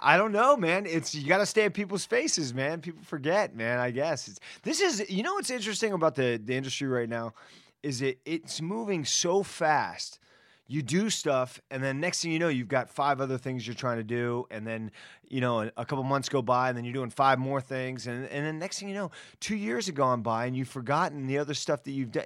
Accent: Miami, Florida, United States; moved away; also born or lived in Washington, D.C. / New York; I grew up in Miami

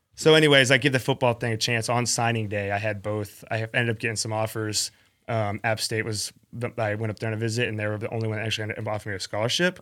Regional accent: Atlanta, Georgia, United States; born or raised there; also born or lived in West Palm Beach, Florida

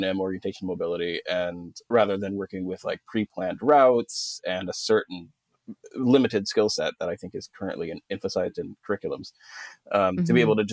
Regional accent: Texas, United States; I'm from Texas, but you wouldn't know unless I told you. I killed my accent and buried it a long time ago.

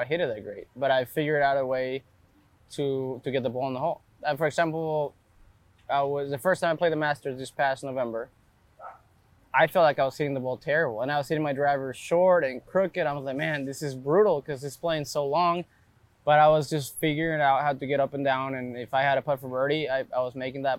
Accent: Reynosa, Tamaulipas, Mexico; moved away; I grew up in Reynosa, which is a border town with McAllen

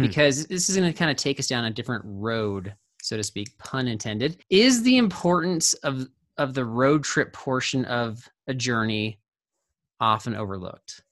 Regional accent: Orange County, California, United States; moved away; also born or lived in Colorado; I grew up in the Orange County

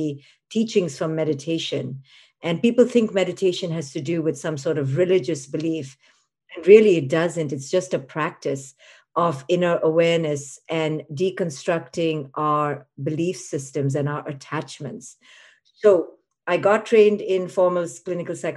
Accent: India; moved away; I was a girl growing up in India

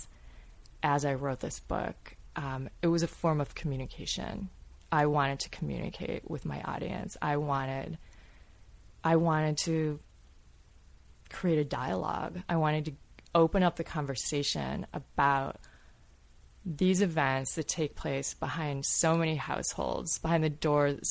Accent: Grosse Pointe, Michigan, United States; so many people that I grew up with in Growth Point

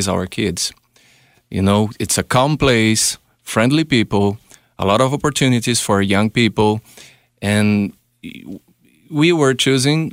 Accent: São Paulo, Brazil; English is a second language; moved away as an adult; now in London, Canada; Brazil. Originally, I'm from Brazil. I'm from São Paulo.

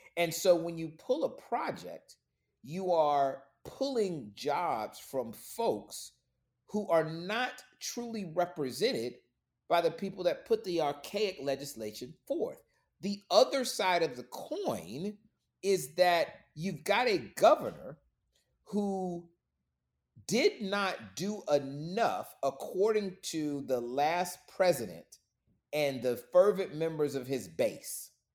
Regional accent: Florida, United States; moved away as an adult; now in Atlanta, United States

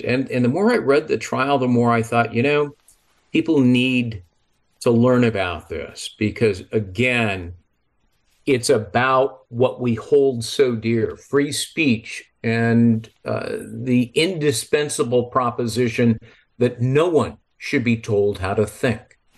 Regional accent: Los Angeles, California, United States; also born or lived in San Marino, California; I grew up in Los Angeles

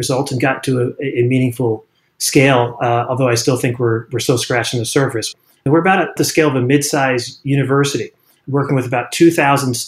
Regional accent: Washington, District of Columbia, United States; moved away; also born or lived in Burlingame; since I was a kid growing up in Washington, D.C.

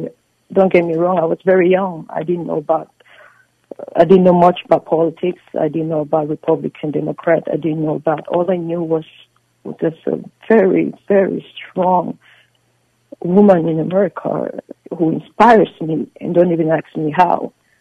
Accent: United States; because as an American, I value all my federal, you know, citizens.

